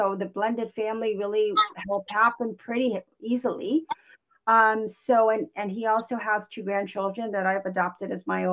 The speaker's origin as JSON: {"language": "English", "area": "Kauai", "region": "Hawaii", "country": "United States", "tie": "born or raised there", "also_born_or_lived": "California", "first_language": "English", "moved": "yes", "lives_now": "Portland, United States", "said": "I'm originally from Hawaii. I was born and raised on Kauai, which is an island in Hawaii."}